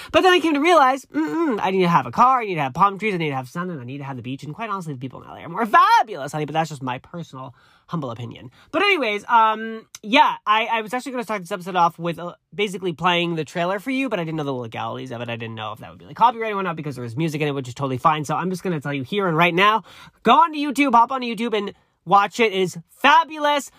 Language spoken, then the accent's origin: English; East Coast, United States; moved away as an adult; now in Los Angeles, United States; I'm very honest and open, which is, I, that's the East Coast in me.